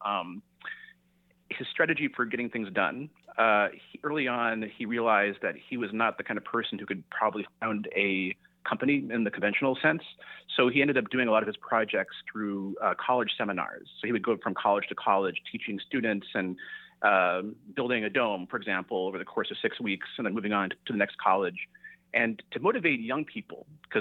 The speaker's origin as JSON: {"language": "English", "area": "the Bay Area", "region": "California", "country": "United States", "tie": "born or raised there", "said": "I grew up in the Bay Area"}